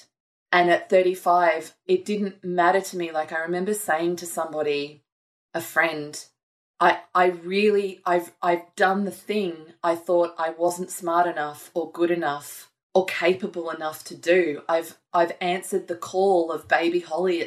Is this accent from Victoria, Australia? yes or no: no; Gold Coast, Queensland, Australia; I grew up on the Gold Coast